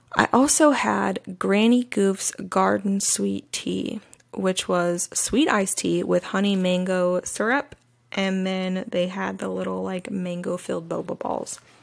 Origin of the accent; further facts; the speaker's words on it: the South, United States; moved away; a woman who was born and raised in the South